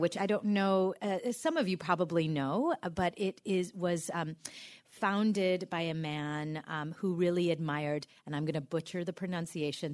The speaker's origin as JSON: {"language": "English", "town": "New York City", "region": "New York", "country": "United States", "moved": "yes", "lives_now": "Iowa, United States", "said": "I come from New York City"}